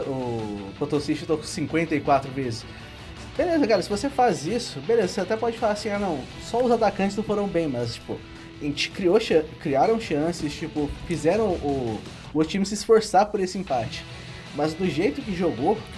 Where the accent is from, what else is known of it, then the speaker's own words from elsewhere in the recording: Minas Gerais, Brazil; apesar de ser mineiro